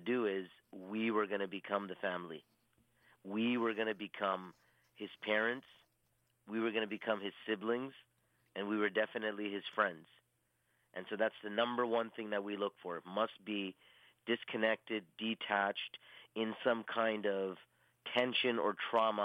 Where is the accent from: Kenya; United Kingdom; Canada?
Canada; Toronto, Ontario; I'm born and raised in Toronto, Canada